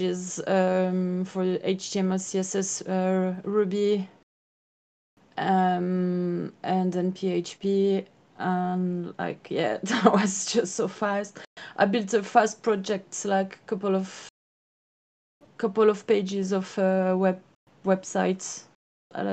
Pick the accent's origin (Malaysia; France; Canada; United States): France; I'm from France.